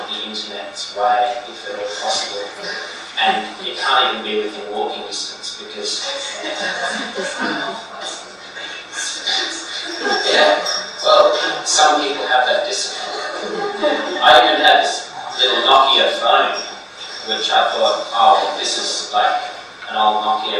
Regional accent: rural Queensland, Australia; my hometown in rural country of Queensland

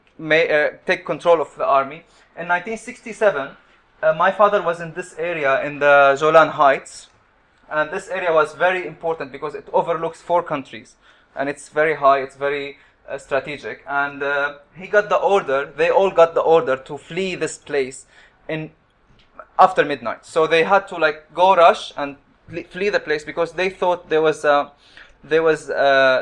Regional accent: Qatar; moved away as an adult; also born or lived in Syria / Damascus, Syria; now in United Kingdom; my parents migrated to Qatar, and I was born in Qatar in 1983

